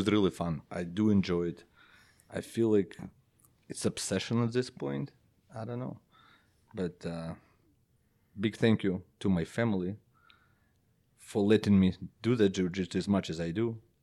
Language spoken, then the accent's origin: English; Belarus; first language Belarusian; English is a second language; moved away; my native language is Belarus, Belarusian